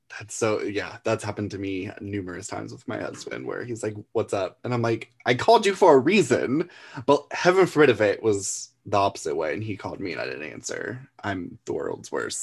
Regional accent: Florida, United States; I grew up in Florida

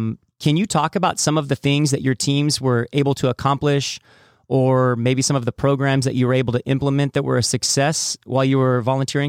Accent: Nanka, California, United States; when I was a kid growing up in Nanka

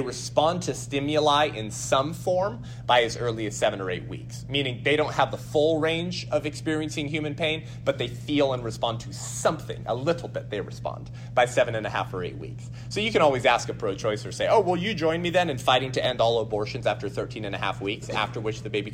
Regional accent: California, United States; My home state of California

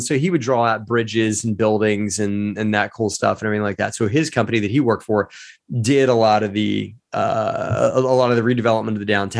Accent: Baltimore, Maryland, United States; you know, I grew up in Baltimore, Maryland. You know, just did the whole thing in Baltimore.

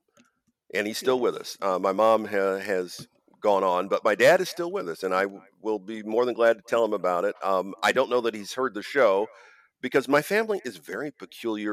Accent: Ohio, United States; moved away; I'm originally from Ohio

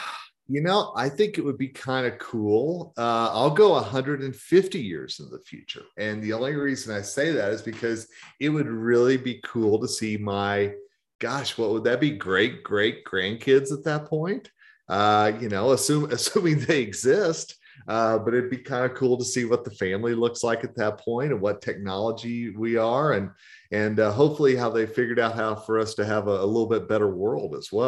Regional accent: the South, United States; So Rhonda, since you are the lady, and I am from the South, ladies first.

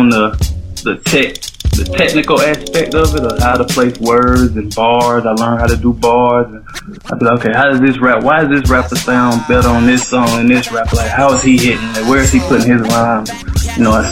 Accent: Atlanta, Georgia, United States; I'm from Atlanta, born and raised.

